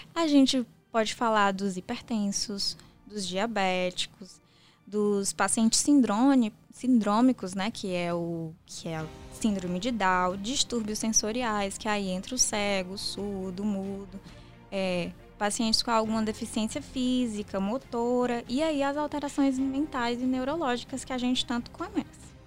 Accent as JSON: {"language": "Portuguese", "region": "interior of Ceará", "country": "Brazil", "said": "eu sou do interior aqui do Ceará"}